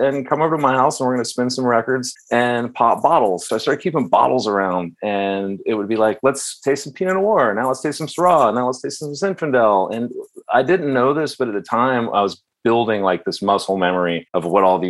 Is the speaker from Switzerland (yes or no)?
no; the South, United States; moved away as an adult; also born or lived in Nashville / Aspen; I'm from the South